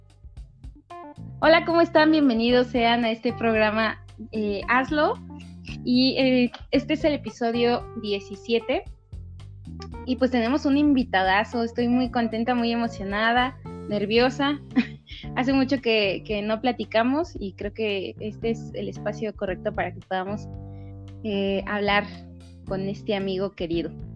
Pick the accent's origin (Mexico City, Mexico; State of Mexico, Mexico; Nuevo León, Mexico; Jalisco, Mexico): State of Mexico, Mexico; Valle de Chalco; mi pueblo natal, Valle de Chalco